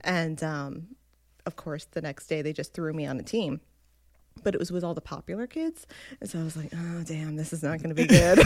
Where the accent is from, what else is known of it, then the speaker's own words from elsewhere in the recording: New Jersey, United States; I grew up in North Jersey